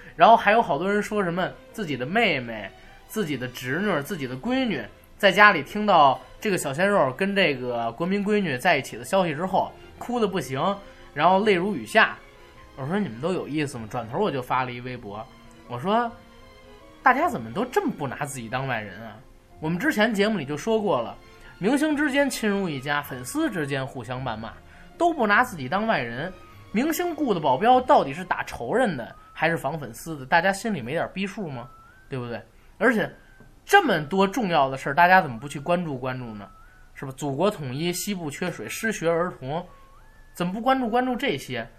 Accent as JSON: {"language": "Chinese", "region": "Beijing", "country": "China", "said": "我们北京叫切啊"}